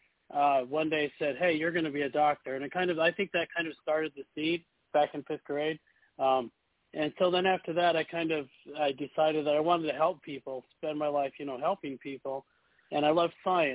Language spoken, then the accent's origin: English; Utah, United States; now in Florida, United States; I grew up in Utah, so it was very cold.